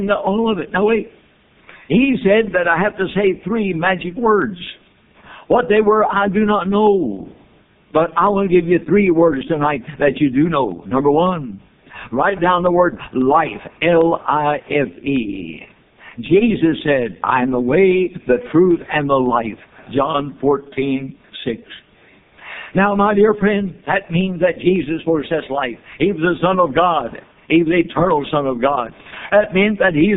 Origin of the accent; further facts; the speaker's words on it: Louisville, Kentucky, United States; I came out of Louisville, Kentucky, my hometown